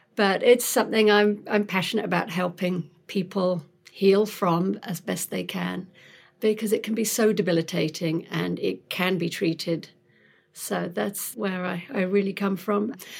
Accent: London, United Kingdom; moved away as an adult; also born or lived in Sheffield; now in Pasadena, United States; I'm not from round here. I'm originally from London

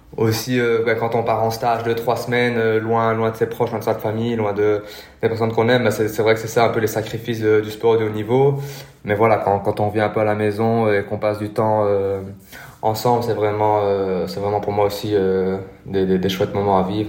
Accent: Belgium; je suis belge

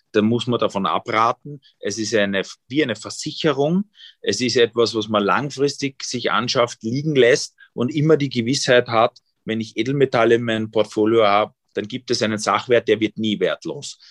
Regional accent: Vienna, Austria; born or raised there; also born or lived in East Germany

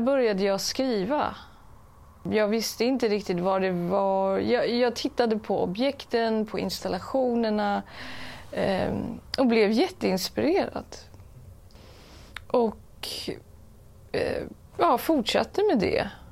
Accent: Stockholm, Stockholm County, Sweden; Jag är ju uppväxt i Stockholm

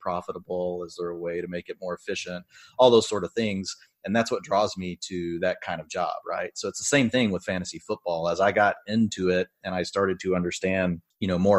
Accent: Texas, United States; I'm from Texas. I live in the Dallas-Fort Worth area

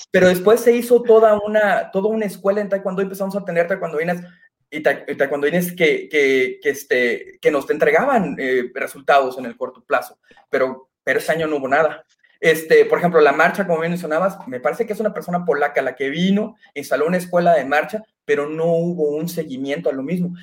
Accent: Mexico; nuestras reuniones como mexicanos son prácticamente a la comida

